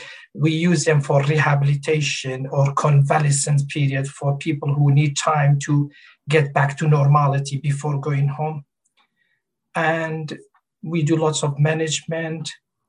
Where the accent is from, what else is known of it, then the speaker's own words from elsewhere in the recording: Kurdistan Region, Iraq; English is a second language; moved away as an adult; now in Ipswich, United Kingdom; And I moved to UK from Kurdistan, north of Iraq, 2002. I've been living in UK for the last 19 years. And I studied medicine in north of Iraq, but all my clinical work and practice been in UK.